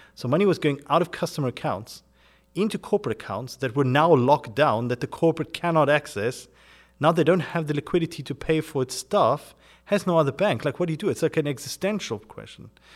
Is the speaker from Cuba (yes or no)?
no; South Africa; moved away as an adult; also born or lived in United Kingdom; I'm originally born and grew up in South Africa in a German household